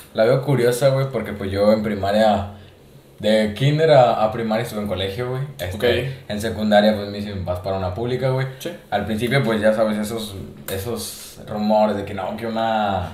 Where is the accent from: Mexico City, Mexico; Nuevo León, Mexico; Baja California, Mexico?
Nuevo León, Mexico; Monterrey; he vivido aquí toda mi vida, güey, pero Monterrey es una ciudad muy chingona